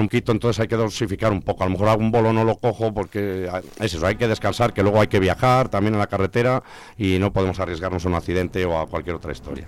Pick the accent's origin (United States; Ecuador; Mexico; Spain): Spain; Zamora, Castile and León; also born or lived in London; el paisano zamorano